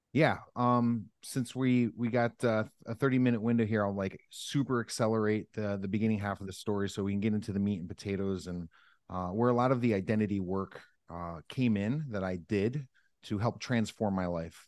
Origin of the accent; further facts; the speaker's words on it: Northeast Pennsylvania, United States; I grew up in Northeast Pennsylvania